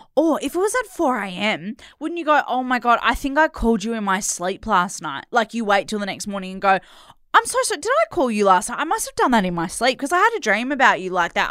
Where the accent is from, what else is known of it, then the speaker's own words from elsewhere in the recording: Perth, Western Australia, Australia; I grew up in Perth